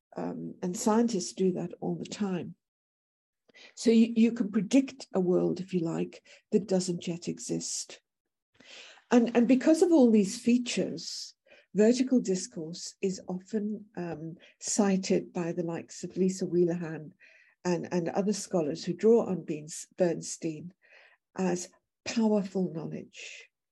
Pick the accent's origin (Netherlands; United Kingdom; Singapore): United Kingdom; moved away as an adult; now in South Africa; I originally came to South Africa, I'm British by birth